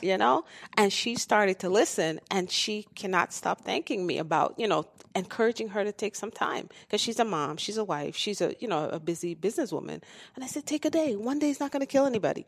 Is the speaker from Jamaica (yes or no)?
yes; Jamaica; I'm from Jamaica, so that's, that's home.